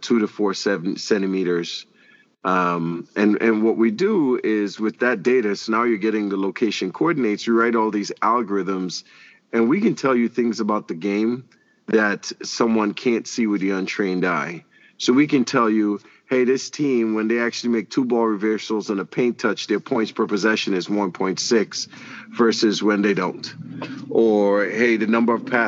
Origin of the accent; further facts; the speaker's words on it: Trinidad & Tobago; moved away as an adult; also born or lived in Kansas; now in Kansas City, United States; I'm originally from Trinidad and Tobago